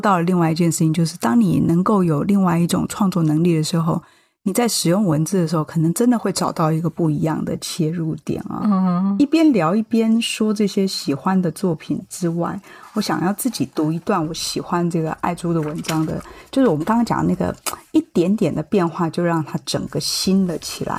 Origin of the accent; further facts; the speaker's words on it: Chiayi, Taiwan; 因为我是嘉义人，我念糜。